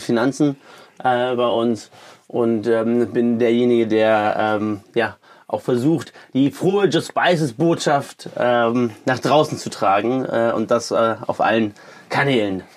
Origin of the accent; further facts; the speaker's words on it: Düsseldorf, North Rhine-Westphalia, Germany; kommen gebürtig aus Düsseldorf